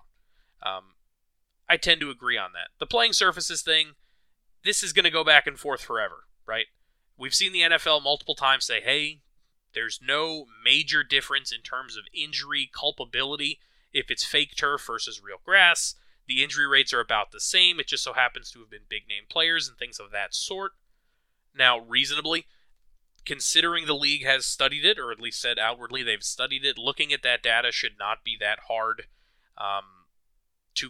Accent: New York, United States; as a New Yorker

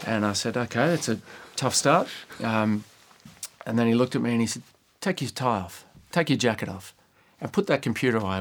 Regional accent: Sydney, New South Wales, Australia; moved away as an adult; also born or lived in Adelaide; which was in Sydney again, which is my hometown

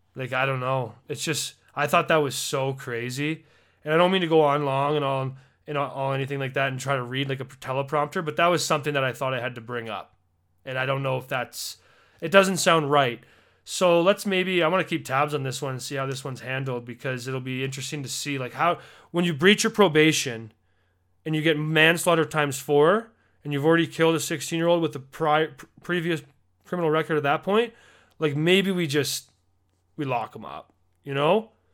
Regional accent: Alberta, Canada; as a Canadian

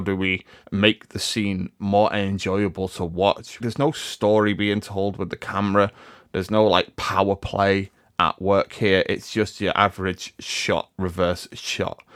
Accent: Liverpool, North West England, United Kingdom; I'm from Liverpool

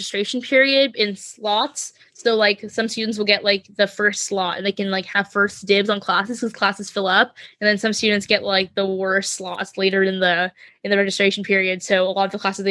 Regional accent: Seattle, Washington, United States; moved away as an adult; I grew up in Seattle. I'm a city kid.

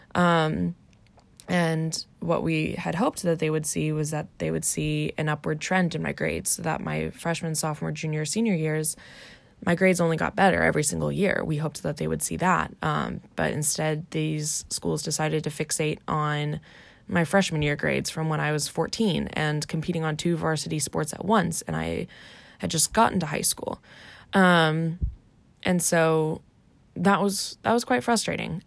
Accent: Arlington, Virginia, United States; moved away as an adult; also born or lived in Washington, D.C.; now in Orange County, California, United States; I grew up in Arlington, Virginia, um, just outside of Washington, D.C.

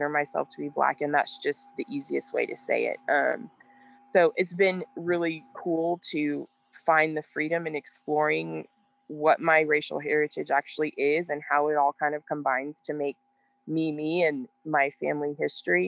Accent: Texas, United States; I'm literally just from Texas

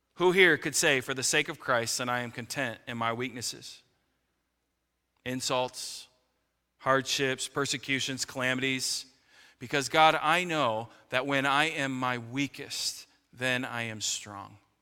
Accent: United States

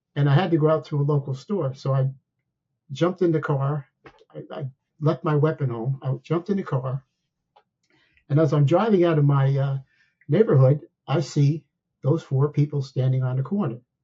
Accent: Somerville, New Jersey, United States; now in Ashburn, Virginia, United States; I grew up in a, uh, a small town in New Jersey known as Somerville, New, Somerville, New Jersey

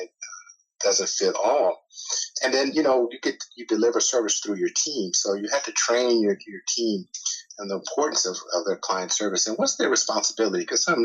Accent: California, United States; now in Atlanta, United States; I grew up in California, so I was a beach guy

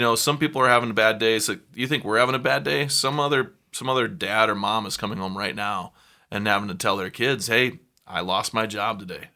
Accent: South Dakota, United States; now in Chicago, United States; I'm a kid from South Dakota

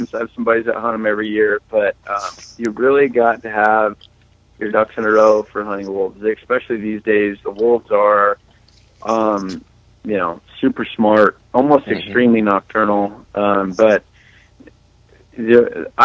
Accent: Nevada, United States; now in Idaho, United States; I'm an Idaho boy now. I grew up in Nevada

